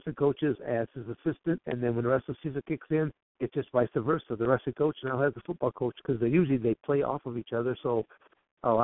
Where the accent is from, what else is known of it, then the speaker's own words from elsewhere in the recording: Michigan, United States; also born or lived in Coldwater, Michigan; I'm born and raised in Michigan